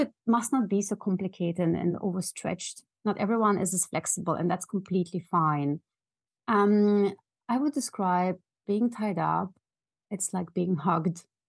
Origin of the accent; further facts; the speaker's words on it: Germany; moved away as an adult; also born or lived in Russia; now in London, United Kingdom; my parents, uh, moved with me as a small child to Germany, where I grew